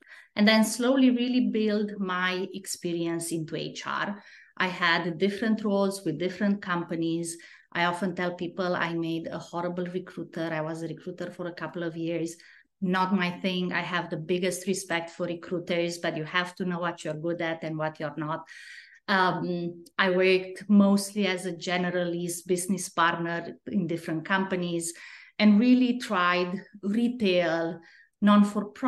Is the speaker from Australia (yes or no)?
no; Romania; English is a second language; moved away as an adult; now in United States; I'm originally from Romania